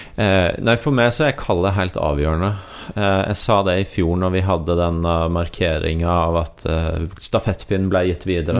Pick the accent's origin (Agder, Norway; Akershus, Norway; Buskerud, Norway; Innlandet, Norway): Agder, Norway; jeg kommer fra Agder